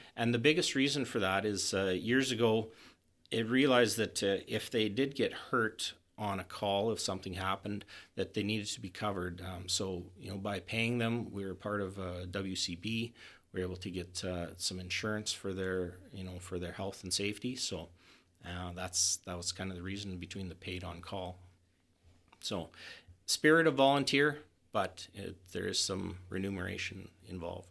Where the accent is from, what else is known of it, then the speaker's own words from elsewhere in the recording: Hythe, Alberta, Canada; moved away; my hometown of Hythe